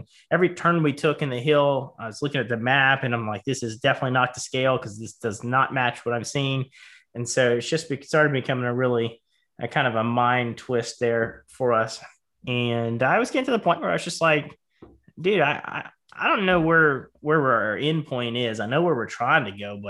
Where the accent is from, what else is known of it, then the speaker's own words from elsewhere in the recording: Charleston, South Carolina, United States; I grew up in Charleston, South Carolina. I was by the coast